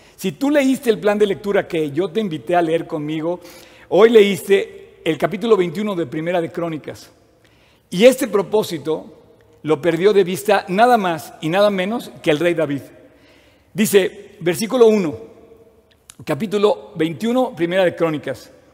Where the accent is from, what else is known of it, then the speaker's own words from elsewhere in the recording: Mexico; nací en México